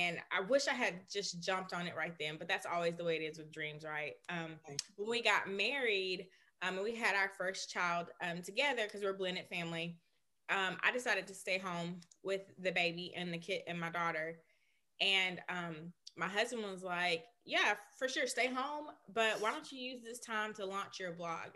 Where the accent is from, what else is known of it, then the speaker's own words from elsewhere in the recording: Birmingham, Alabama, United States; We both are from Birmingham